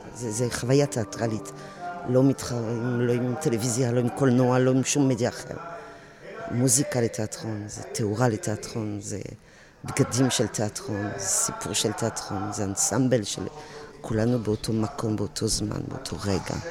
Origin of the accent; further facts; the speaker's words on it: France; Hebrew is a second language; moved away as an adult; now in Israel; אני באתי מצרפת